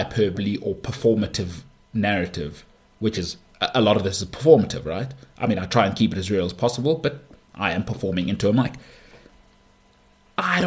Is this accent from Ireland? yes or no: no; Johannesburg, Gauteng, South Africa; I grew up in Bryanston, Danefern, and Houghton. Those are the three places I lived as a child